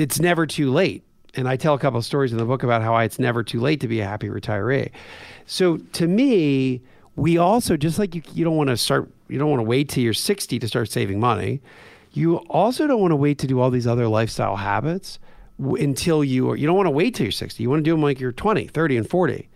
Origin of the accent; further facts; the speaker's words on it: Coatesville, Pennsylvania, United States; I grew up in a weird place where I was, uh, two miles away from a steel mill in Coatesville, Pennsylvania.